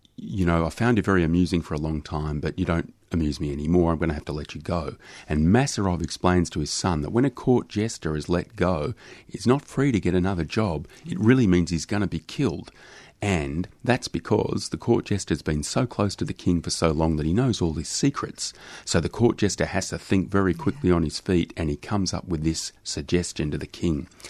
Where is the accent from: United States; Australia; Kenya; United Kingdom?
Australia; being Australian